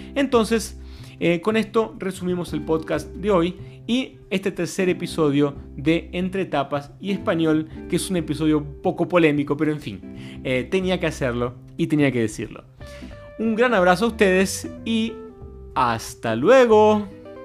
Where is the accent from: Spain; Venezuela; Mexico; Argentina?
Argentina; moved away as an adult; also born or lived in Brazil; yo me mudé a Brasil en el año 2006, después de vivir muchos años en Argentina, donde nací